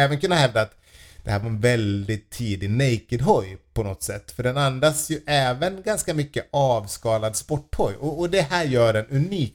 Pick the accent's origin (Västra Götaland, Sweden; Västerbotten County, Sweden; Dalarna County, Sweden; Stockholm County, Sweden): Dalarna County, Sweden; Falun; moved away; där jag eh, var uppvuxen